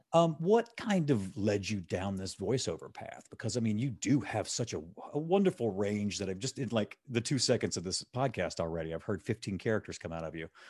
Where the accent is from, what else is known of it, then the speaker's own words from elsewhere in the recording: Gulf Coast, United States; now in Chicago, United States; I'm from the Gulf Coast